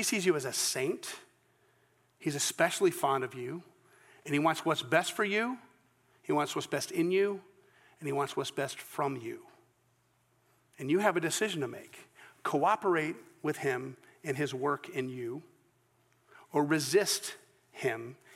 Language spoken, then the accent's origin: English; Scotland, United Kingdom; I'm Scottish